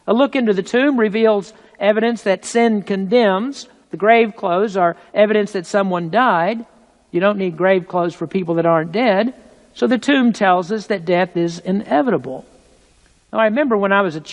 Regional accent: United States; being American

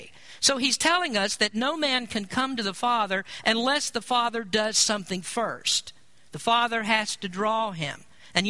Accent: Kentucky, United States; moved away; I grew up in the South in Kentucky

